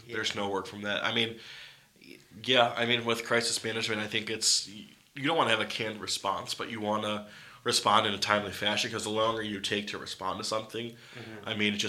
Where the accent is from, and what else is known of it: Geneva, Ohio, United States; born or raised there